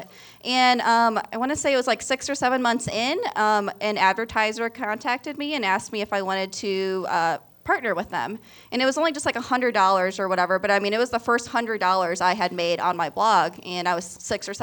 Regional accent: Missouri, United States; moved away as an adult; also born or lived in Colorado; Colorado, and then Missouri. We're from Missouri

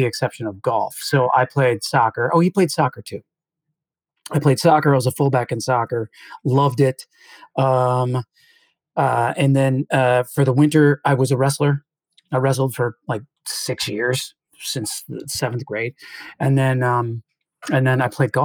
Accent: Canandaigua, New York, United States; also born or lived in Nyack, New York; I'm actually from Canandaigua, New York, which is one of the Finger Lakes

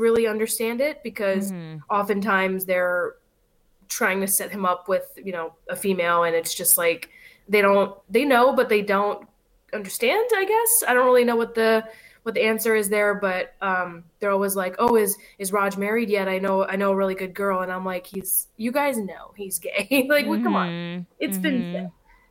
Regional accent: Los Angeles, California, United States; born and raised in LA, I have family here

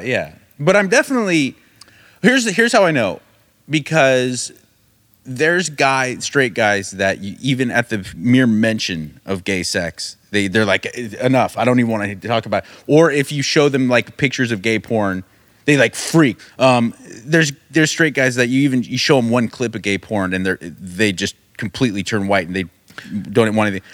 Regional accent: United States; I grew up in America in the nineties

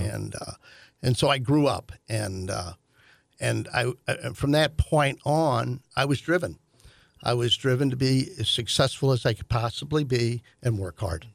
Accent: St. Louis, Missouri, United States; I was born in Saint Louis Maternity Hospital.

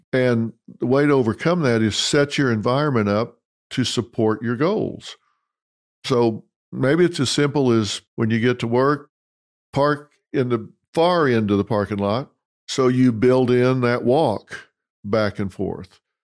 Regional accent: Dallas, Texas, United States; Parker University College of chiropractic in my hometown, Dallas, Texas.

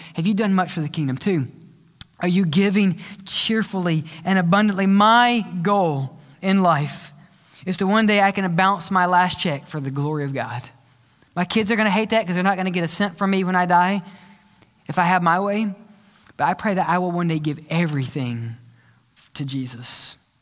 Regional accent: Mississippi, United States; moved away; also born or lived in Louisiana; I grew up in Mississippi

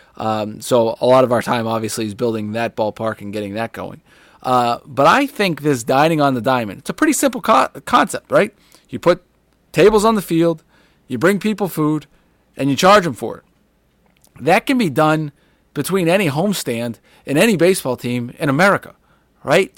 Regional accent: Boston, Massachusetts, United States; moved away; I was from Boston

